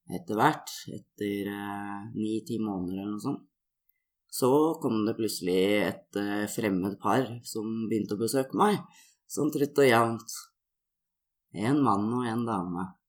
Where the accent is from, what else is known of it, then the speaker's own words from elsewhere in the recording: Oslo, Norway; Jeg blei født i Oslo